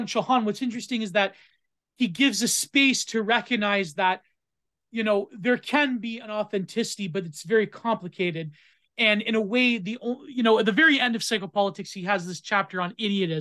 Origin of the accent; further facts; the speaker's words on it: Canada; I'm Canadian